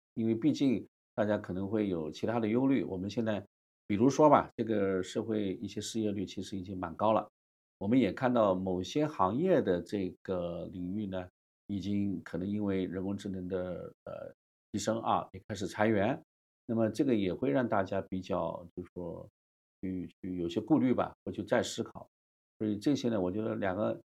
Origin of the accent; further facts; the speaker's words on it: China; 我们中国人